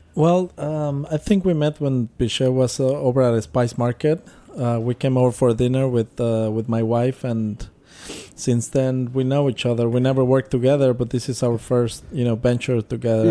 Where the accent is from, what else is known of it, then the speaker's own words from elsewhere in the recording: Mexico City, Mexico; moved away; I grew up in Mexico City